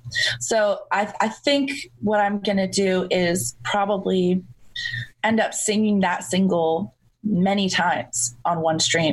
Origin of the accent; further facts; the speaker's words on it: Toronto, Ontario, Canada; growing up in Toronto, in the greater Toronto area